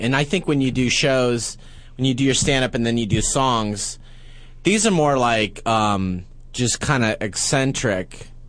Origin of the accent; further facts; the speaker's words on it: Walnut Creek, California, United States; I'm from San Francisco, Walnut Creek.